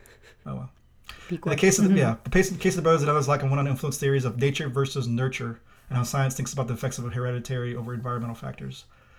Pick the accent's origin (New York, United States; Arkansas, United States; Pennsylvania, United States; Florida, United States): Arkansas, United States; Cabot; moved away; also born or lived in Kentucky; I'm from Cabot, Arkansas.